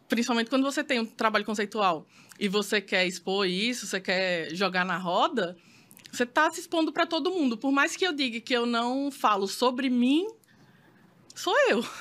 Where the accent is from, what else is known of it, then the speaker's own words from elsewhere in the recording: Maceió, Alagoas, Brazil; eu sou de Maceió